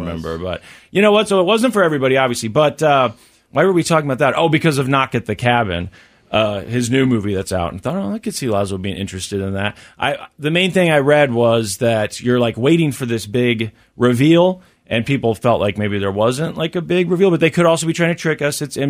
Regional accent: United States; when you're from Missouri or Kansas, you know, where I've spent most of my life

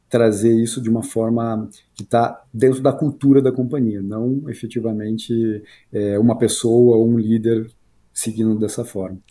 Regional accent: Curitiba, Paraná, Brazil; moved away as an adult; sou de Curitiba, né? Morei lá até os 28, 29 anos

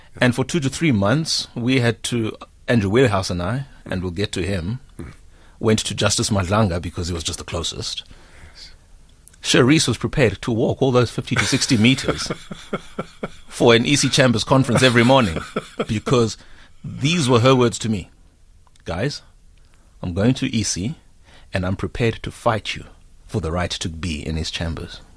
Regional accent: Whittlesea, Eastern Cape, South Africa; I come from Hewu, Whittlesea, which is some 35 k's outside of Queenstown

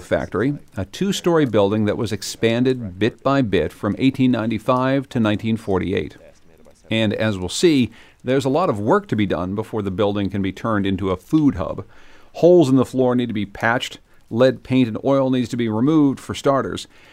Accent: Western Pennsylvania, United States; also born or lived in West Virginia; now in New England, United States; the place where I grew up in Western Pennsylvania and, and West Virginia

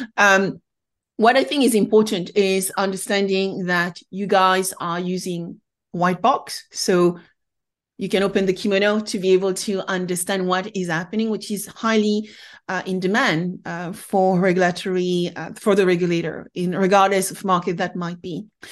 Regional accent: France; being French myself

